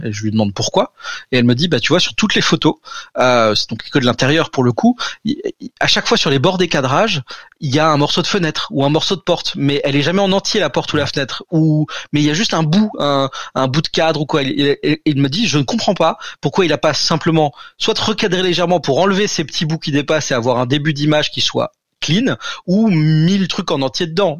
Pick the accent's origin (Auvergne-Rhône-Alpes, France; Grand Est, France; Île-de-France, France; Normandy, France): Grand Est, France; Alsace; je suis alsacien